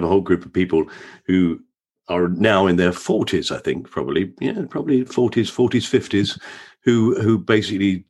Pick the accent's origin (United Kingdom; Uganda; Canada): United Kingdom; London; We lived in Bermondsey, so right near Millwall Football Ground.